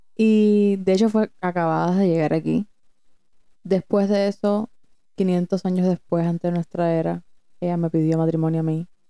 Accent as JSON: {"language": "Spanish", "country": "Cuba", "also_born_or_lived": "Broward County, Florida", "moved": "yes", "lives_now": "Florida, United States", "said": "nosotras venimos de Cuba, tampoco es que eso. Venimos de Cuba y en Cuba ni siquiera nos podemos casar."}